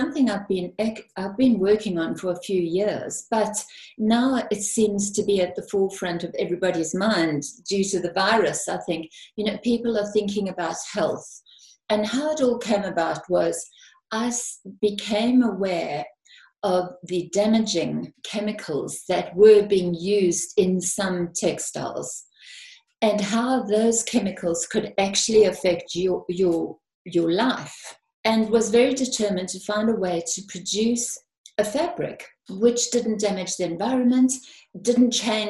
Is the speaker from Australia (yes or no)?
no; South Africa; now in United Kingdom; Yes, I came from South Africa and I came to the UK.